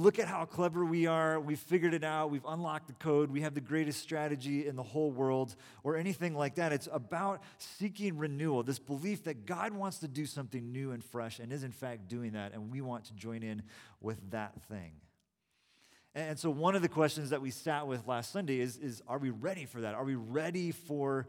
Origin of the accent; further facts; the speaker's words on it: California, United States; also born or lived in Boston / Bay Area; I was from California